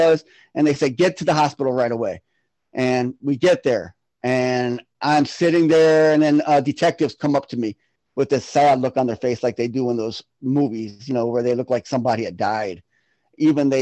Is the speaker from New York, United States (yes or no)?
no; Florida, United States; now in Milwaukee, United States; I'm originally from Florida. I moved up to Milwaukee, Wisconsin in 1994